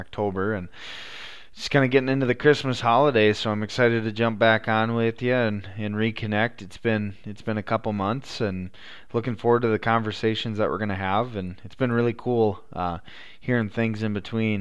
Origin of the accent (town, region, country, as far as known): South Dakota, United States